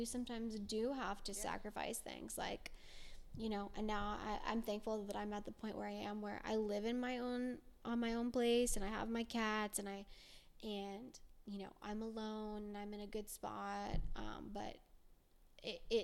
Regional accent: Las Vegas, Nevada, United States; when I was growing up in Vegas, I lived with roommates

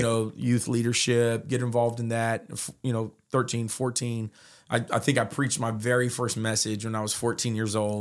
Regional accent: Modesto, California, United States; I was raised in Modesto for the most part from nine years old

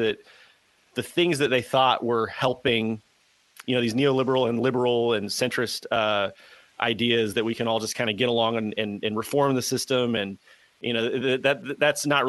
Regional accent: Southeast United States, United States; I'm from the Southeast United States

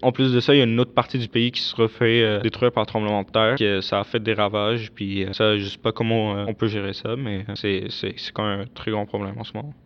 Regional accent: Damascus, Damascus Governorate, Syria; now in Canada; je suis né et j'ai grandi en Syrie, à la capitale qui est donc Damas

